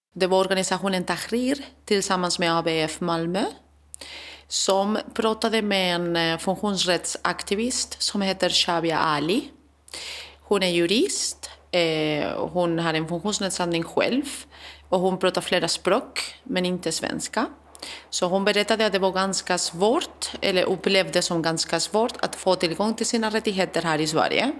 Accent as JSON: {"language": "Swedish", "country": "Spain", "moved": "yes", "lives_now": "Sweden", "said": "Jag kommer från Spanien"}